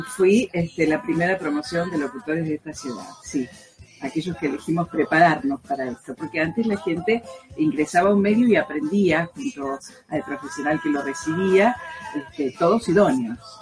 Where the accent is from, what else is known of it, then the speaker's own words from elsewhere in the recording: Rosario, Santa Fe, Argentina; sentirme profeta en mi tierra